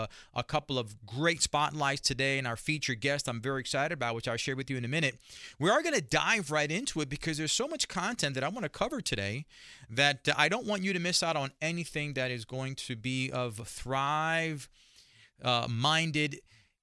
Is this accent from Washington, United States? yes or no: no; New York City, New York, United States; as a young man growing up in Spanish Harlem